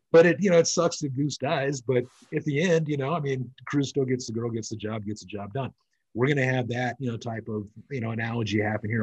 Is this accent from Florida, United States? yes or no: no; California, United States; also born or lived in Bahamas; now in Nevada, United States; I was originally from California. I live in Nevada and the Bahamas